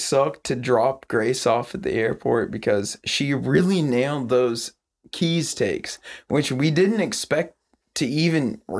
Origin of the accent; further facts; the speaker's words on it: Montana, United States; now in Tacoma, United States; I'm from Montana. I'm not gonna lock my doors. That I live in Tacoma, I lock everything.